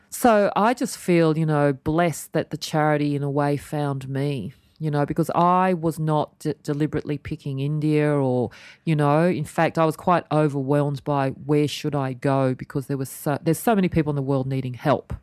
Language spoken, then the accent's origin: English; Australia; born or raised there